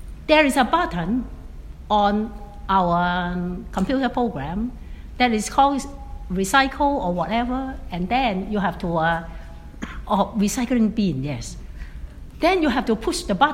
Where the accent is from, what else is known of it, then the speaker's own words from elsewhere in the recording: Hong Kong; now in Atlanta, United States; I was born in Hong Kong, a former British colony, really at the boundary of China